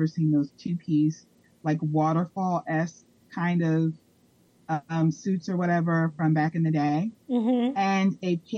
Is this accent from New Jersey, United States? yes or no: yes; Jersey City, New Jersey, United States; accent: Jersey; moved away as an adult; now in Florida, United States; I am originally from New Jersey. I was born and raised in Jersey City, New Jersey